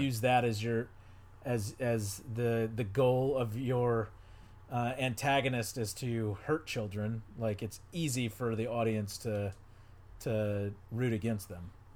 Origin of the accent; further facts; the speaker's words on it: outside Houston, Texas, United States; where I grew up in in outside Houston